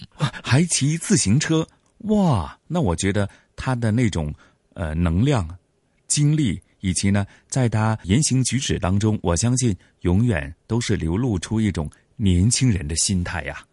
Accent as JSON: {"language": "Chinese", "country": "Hong Kong", "said": "我们广东话、香港人所讲的"}